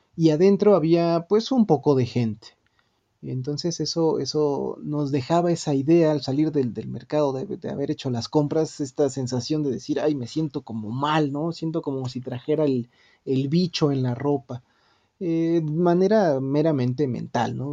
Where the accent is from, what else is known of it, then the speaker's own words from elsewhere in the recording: Mexico; esos emblemas que nos identifican como mexicanos